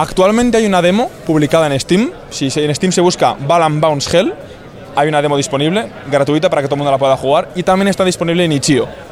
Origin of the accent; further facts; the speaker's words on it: Bilbao, Basque Country, Spain; yo, por ejemplo, soy de Bilbao, soy de, aquí